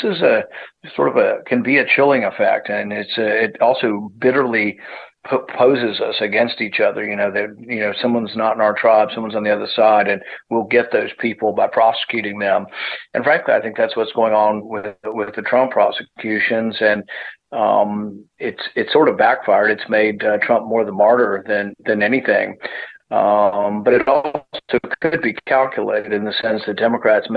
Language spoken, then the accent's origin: English; Kentucky, United States; my hometown here in Kentucky